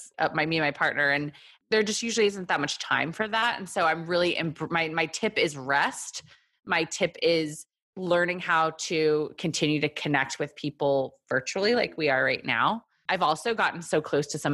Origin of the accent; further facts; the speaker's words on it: Texas, United States; moved away as an adult; also born or lived in South Korea / New York; now in Brooklyn, United States; I am from Texas. I was born in Korea, moved to Texas.